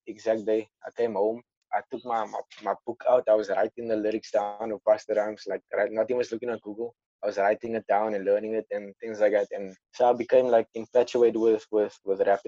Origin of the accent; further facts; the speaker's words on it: Cape Town, Western Cape, South Africa; I'm from Athlone, Bridgetown